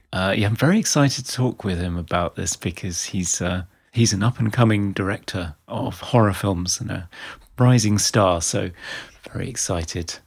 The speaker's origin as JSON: {"language": "English", "area": "Outer Hebrides", "region": "Scotland", "country": "United Kingdom", "tie": "born or raised there", "moved": "yes", "said": "where I grew up in the Outer Hebrides in Scotland"}